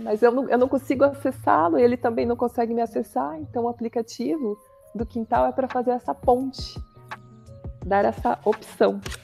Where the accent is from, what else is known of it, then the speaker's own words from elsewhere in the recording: São Bento do Sul, Santa Catarina, Brazil; moved away as an adult; also born or lived in Florianópolis; Eu nasci aqui em São Bento do Sul, onde nós estamos hoje